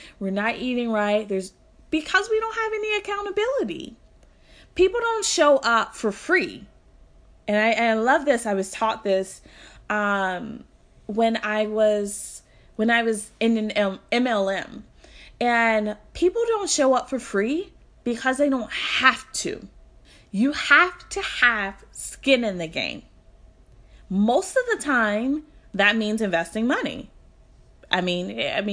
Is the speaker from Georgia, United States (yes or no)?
no; Louisville, Kentucky, United States; Louisville, Kentucky, which is my hometown.